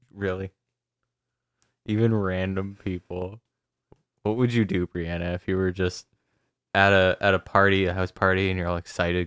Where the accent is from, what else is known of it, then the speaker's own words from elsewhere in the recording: Canada; I'm Canadian, I swear to God, I'm Canadian